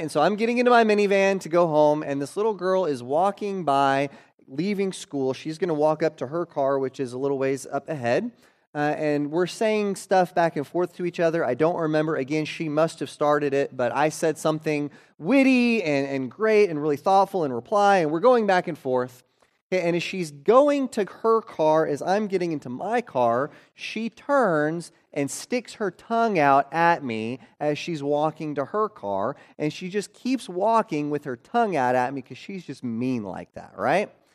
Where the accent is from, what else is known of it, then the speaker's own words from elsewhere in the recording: Oklahoma, United States; my third grade year, uh, growing up in Oklahoma.